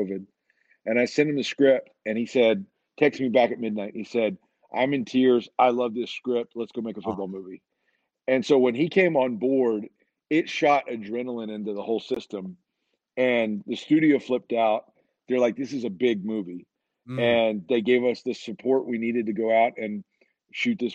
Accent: Alabama, United States; I grew up in Alabama.

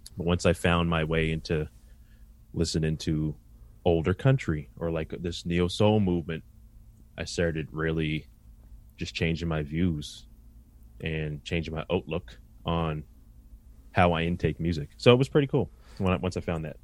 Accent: Halifax, Nova Scotia, Canada; also born or lived in North End, Halifax; I grew up in Spryfield, Nova Scotia, uh, really tight-knit community

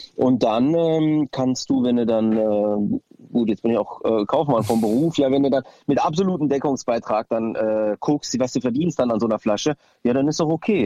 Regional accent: Düsseldorf, North Rhine-Westphalia, Germany; meine Wurzeln sind aus Griechenland, aber ich bin halt äh, in Düsseldorf geboren und fühle mich auch hier zu Hause

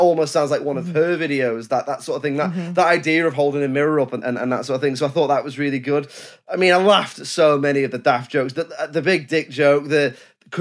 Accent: United Kingdom; I'm British

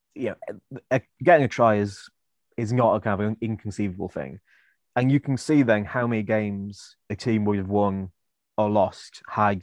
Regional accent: Welsh, Wales, United Kingdom; I am Welsh

